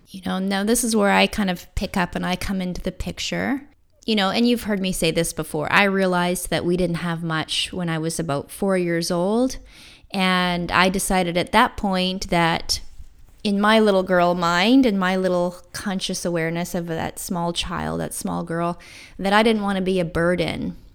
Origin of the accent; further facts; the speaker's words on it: Canada; I bought a small condo in my hometown